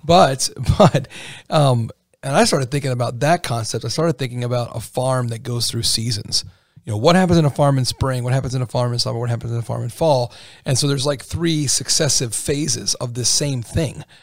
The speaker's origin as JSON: {"language": "English", "region": "Pennsylvania", "country": "United States", "moved": "yes", "lives_now": "Indiana, United States", "said": "I'm from Pennsylvania"}